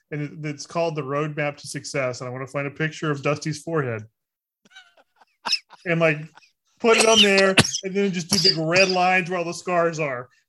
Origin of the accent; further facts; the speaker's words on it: Lake Charles, Louisiana, United States; when I was growing up in Lake Charles